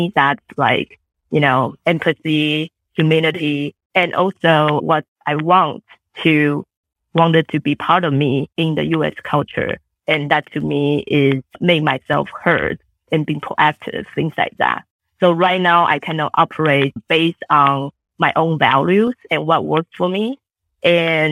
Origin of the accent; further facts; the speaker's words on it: Taiwan; English is a second language; now in United States; I grew up in Taiwan